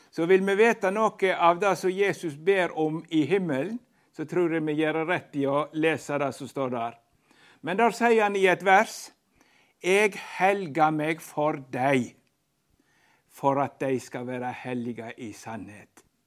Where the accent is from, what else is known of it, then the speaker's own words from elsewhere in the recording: Western Norway, Norway; jeg er fra Vestlandet